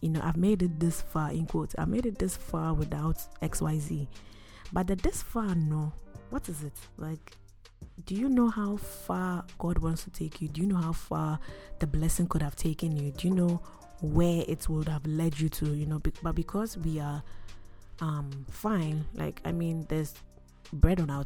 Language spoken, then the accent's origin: English; Akuapem, Eastern Region, Ghana; I am Christian before I am Ghanaian, before I am Ekuyapim